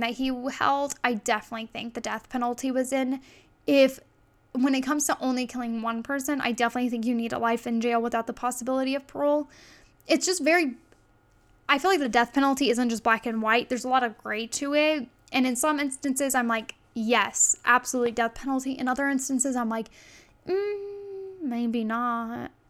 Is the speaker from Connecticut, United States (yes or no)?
no; Indiana, United States; I'm from the Midwest. I'm from Indiana, so Michigan sits on top of me, and Illinois is right beside me